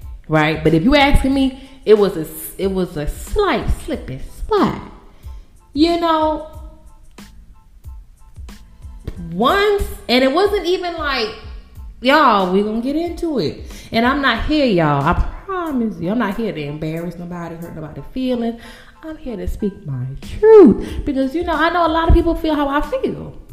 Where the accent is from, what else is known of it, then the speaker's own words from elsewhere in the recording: Bahamas; moved away; I am from the Bahamas